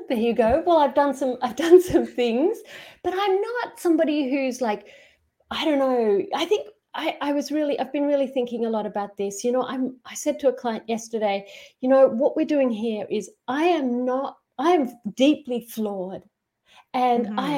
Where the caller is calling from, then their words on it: Queensland, Australia; So I'm in Australia, outside Brisbane, um, not far from the um, Great Barrier Reef.